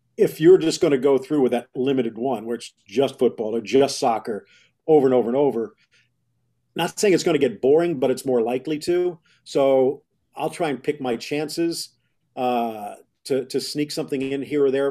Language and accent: English; Miami, Florida, United States; also born or lived in Dallas; Growing up in Miami back then, there really wasn't that much there